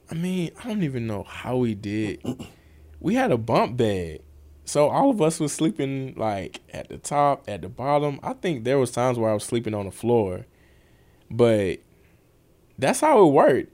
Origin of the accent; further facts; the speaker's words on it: Atlanta, Georgia, United States; I grew up on the west side of Atlanta.